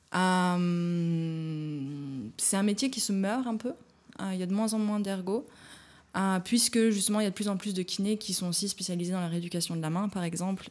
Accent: Jura mountains, Bourgogne-Franche-Comté, France; moved away as an adult; also born or lived in Chambéry; now in Berlin, Germany; moi je viens des montagnes du Jura, je suis pas loin des Alpes. Quand j'étais gamine, euh, c'était normal qu'il fasse moins 20

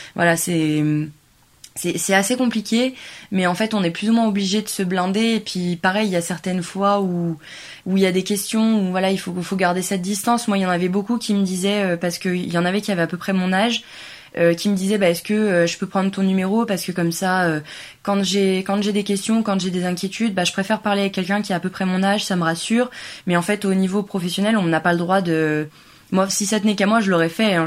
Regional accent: France

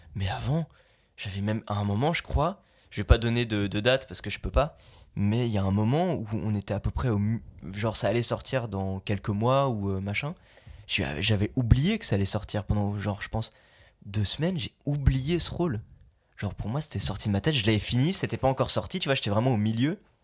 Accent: Belgium; moved away as an adult; now in France; Je viens de Belgique, j'ai fait 8 ans de doublage, maintenant j'habite ici.

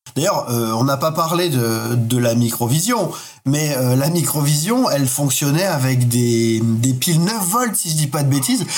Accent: Bastia, Corsica, France; où je vivais quand, quand j'étais enfant, j'habitais en Corse

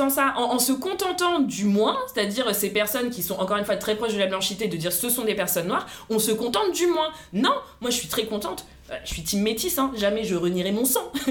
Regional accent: Paris, Île-de-France, France; mais en tant que française parisienne, ne me fais pas croire qu'en en tant que femme métisse, tu vis la même chose que tes potes noirs dark skin.

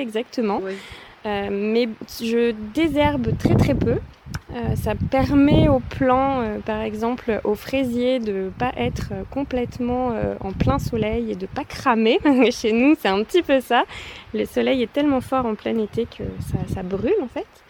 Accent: Vaucluse, Provence-Alpes-Côte d'Azur, France; moved away as an adult; now in Ardèche, France; Je suis pas originaire d'Ardèche, je suis originaire du Vaucluse

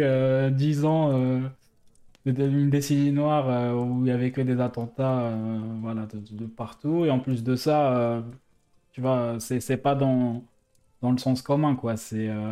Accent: Algiers, Algiers Province, Algeria; now in France; j'ai grandi en Algérie, ensuite, je suis venu en France

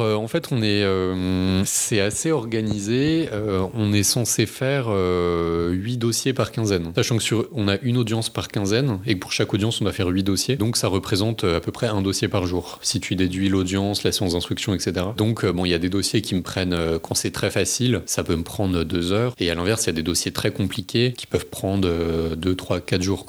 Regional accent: Paris, Île-de-France, France; j'habite à Paris, j'ai grandi à Paris

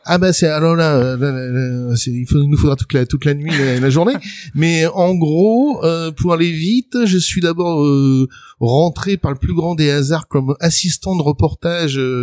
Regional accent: Le Pré-Saint-Gervais, Île-de-France, France; moved away; also born or lived in Paris; j'ai grandi euh, dans le 93, le 9-3 comme on dit maintenant euh, au Pré Saint-Gervais plus précisément

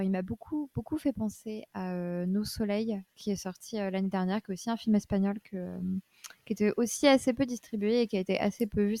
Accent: Paris, Île-de-France, France; Je suis parisienne

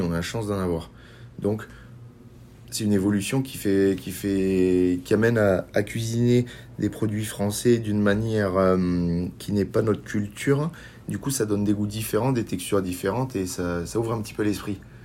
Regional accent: Béziers, Occitania, France; je viens d'une région du Languedoc-Roussillon, de l'Hérault exactement, de Béziers

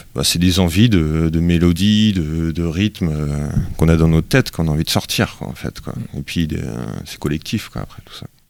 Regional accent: Brittany, France; on était quasiment que des bretons

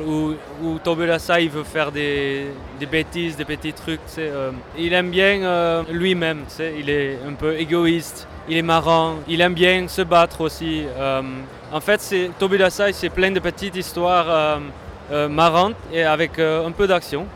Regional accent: Netherlands; je viens de la Hollande

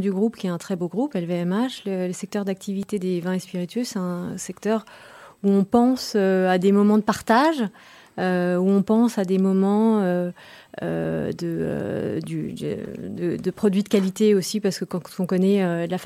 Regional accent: France; Je suis française, tout à fait.

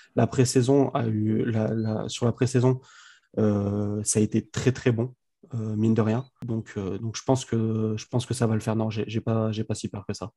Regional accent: Grenoble, Auvergne-Rhône-Alpes, France; je suis de Grenoble

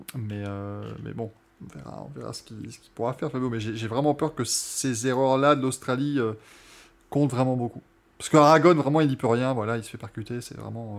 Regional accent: France; on reste français

